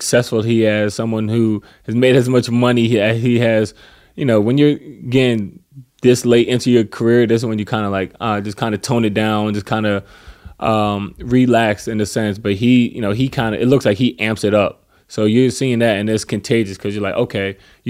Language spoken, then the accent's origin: English; East Coast, United States; I mean, but it's weird because I'm from the East Coast.